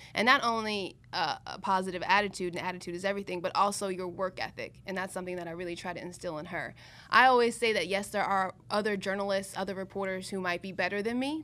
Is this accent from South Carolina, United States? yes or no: yes; Columbia, South Carolina, United States; moved away as an adult; also born or lived in Pennsylvania; now in Miami, United States; I went to Penn State, but I grew up in Columbia, South Carolina